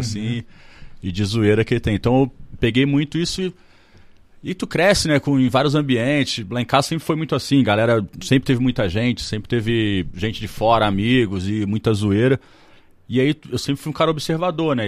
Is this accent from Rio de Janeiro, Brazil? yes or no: yes; Petrópolis, Rio de Janeiro, Brazil; born or raised there